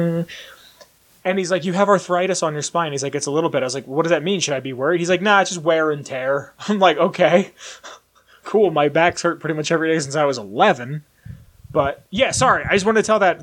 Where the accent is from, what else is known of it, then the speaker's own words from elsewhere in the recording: Pennsylvania, United States; now in Colorado, United States; I'm from the East Coast